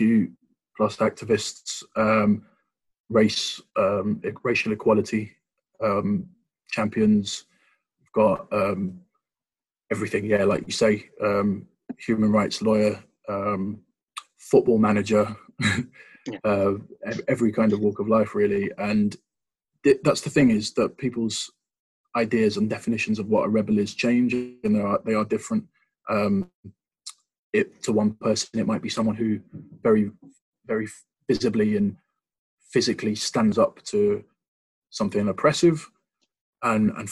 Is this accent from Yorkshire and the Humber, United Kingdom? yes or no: no; London, United Kingdom; moved away as an adult; also born or lived in Mansfield; now in Nottingham, United Kingdom; I grew up in London, but like my family's from Mansfield, so I was actually born in Mansfield